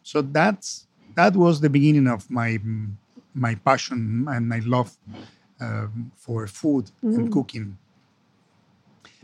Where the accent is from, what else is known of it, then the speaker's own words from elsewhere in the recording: Argentina; also born or lived in London, United Kingdom; I come from Argentina, so we are Latin American